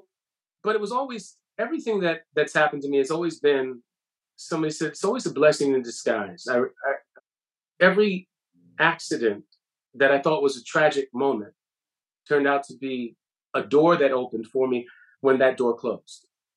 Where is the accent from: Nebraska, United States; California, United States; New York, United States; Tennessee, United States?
New York, United States; Bronx; like I'm from the Bronx.